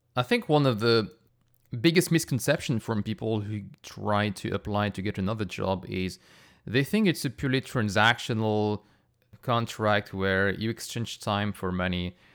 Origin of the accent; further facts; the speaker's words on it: France; moved away; I grew up in France